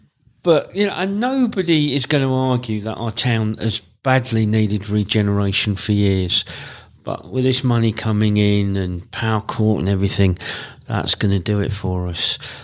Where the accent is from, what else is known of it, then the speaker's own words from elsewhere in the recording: Luton, East of England, United Kingdom; where are you from? And you go, Luton